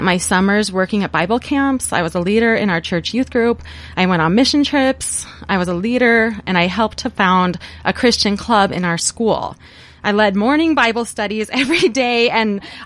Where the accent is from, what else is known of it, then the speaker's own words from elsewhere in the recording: Priest River, Idaho, United States; I was raised in Priest River, Idaho, and I've lived in this area my entire life